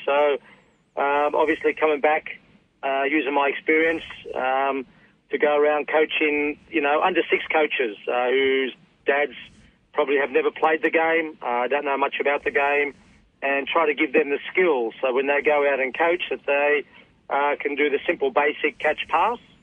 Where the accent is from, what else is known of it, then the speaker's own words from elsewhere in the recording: Australia; I was a ball boy, so that was part of growing up in Australia